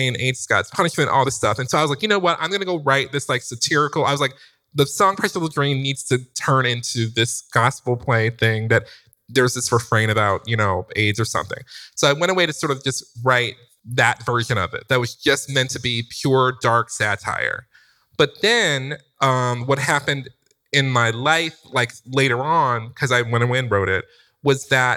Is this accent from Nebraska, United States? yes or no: no; Detroit, Michigan, United States; moved away; I'm from Detroit.